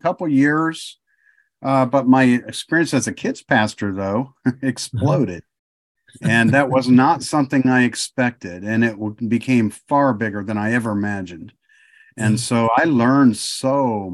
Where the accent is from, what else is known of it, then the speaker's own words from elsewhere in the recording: Michigan, United States; moved away as an adult; also born or lived in Ohio; now in Oklahoma, United States; I was born in Michigan. I was raised in Ohio and Michigan, back and forth quite a bit because of what my dad did